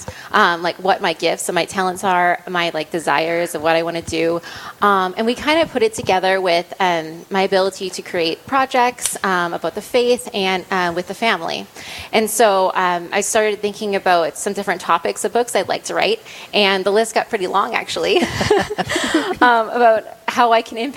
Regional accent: North Dakota, United States; moved away; I grew up in North Dakota.

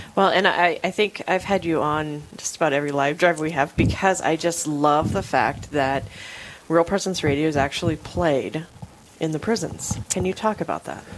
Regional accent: Rapid City, South Dakota, United States; I'm originally from Rapid City, born and raised

